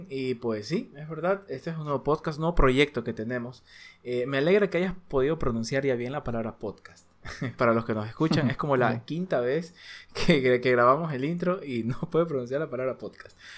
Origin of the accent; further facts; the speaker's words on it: Ecuador; Nosotros somos de Ecuador.